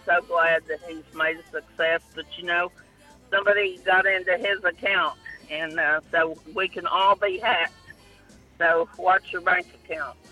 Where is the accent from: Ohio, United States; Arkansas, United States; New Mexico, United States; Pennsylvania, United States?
Arkansas, United States; Black Oak; I grew up in Black Oak